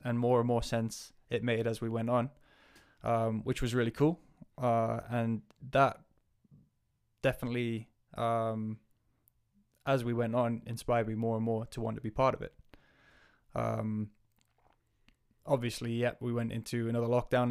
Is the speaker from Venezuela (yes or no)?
no; Northumberland, North East England, United Kingdom; moved away as an adult; also born or lived in Wales / New Zealand; now in Aviemore, United Kingdom; I am from Northumberland, so northeast of England, originally.